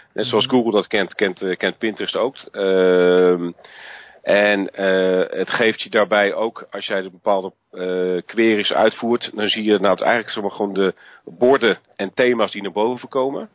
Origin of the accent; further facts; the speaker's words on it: Netherlands; wij Nederlanders natuurlijk een, een andere cultuur hebben